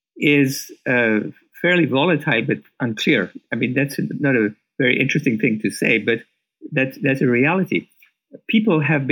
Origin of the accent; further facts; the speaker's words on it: Iran; moved away as an adult; now in United States; And when I came to America from Iran, I met the head of country risk management at what was known as the First National Bank of Chicago